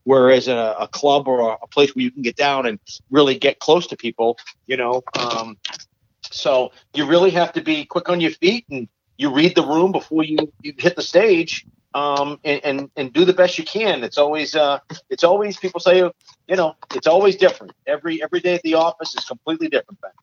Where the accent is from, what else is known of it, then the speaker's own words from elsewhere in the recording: Attleboro, Massachusetts, United States; I grew up in Attleboro